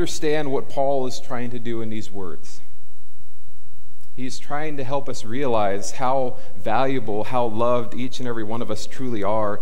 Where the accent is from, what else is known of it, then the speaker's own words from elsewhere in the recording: Fillmore, California, United States; now in Camarillo, United States; I grew up in Fillmore. I know the ins and outs